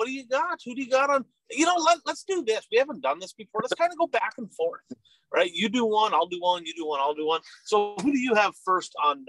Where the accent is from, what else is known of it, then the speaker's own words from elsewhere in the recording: Chisholm, Minnesota, United States; Chisholm, Minnesota, my hometown